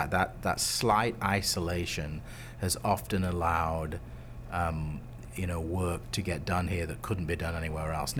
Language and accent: English; United Kingdom; moved away as an adult; now in Chicago, United States; I'm originally British, and I studied drama in the UK university, and I ended up going to grad school in the US